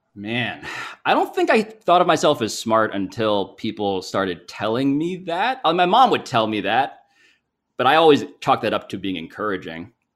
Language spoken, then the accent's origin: English; New York City, New York, United States; I'm from New York City. I'm from Manhattan.